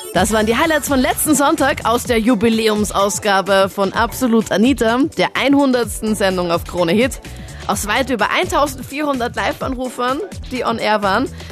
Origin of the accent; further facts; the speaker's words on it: Linz, Upper Austria, Austria; in meiner Heimatstadt in Linz